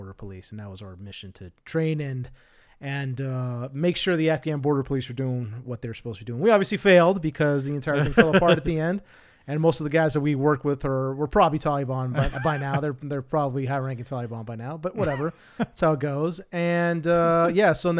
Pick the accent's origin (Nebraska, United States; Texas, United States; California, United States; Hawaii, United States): California, United States; Los Angeles; Born and raised in L.A.